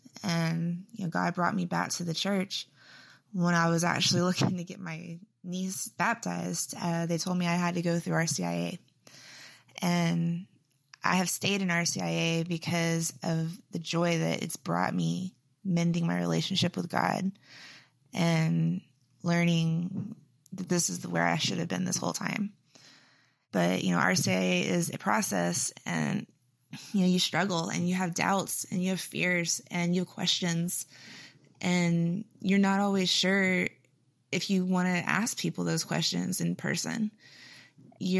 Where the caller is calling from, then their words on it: Houston, Texas, United States; Hey, Father Josh. … I'm from Houston, Texas.